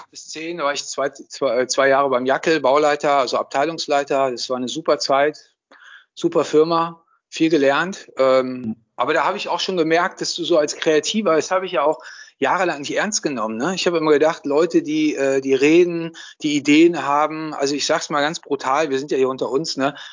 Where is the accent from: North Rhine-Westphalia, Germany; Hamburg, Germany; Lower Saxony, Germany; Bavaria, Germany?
North Rhine-Westphalia, Germany; Düsseldorf; moved away as an adult; Ach komm, also ich bin ja Düsseldorfer.